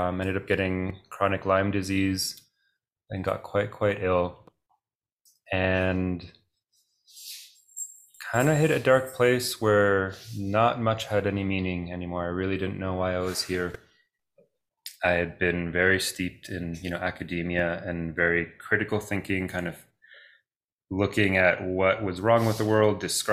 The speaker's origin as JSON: {"language": "English", "town": "Toronto", "region": "Ontario", "country": "Canada", "tie": "born or raised there", "first_language": "Greek", "said": "So I grew up speaking Greek. Both my parents are from Greece. I grew up in Toronto, Canada"}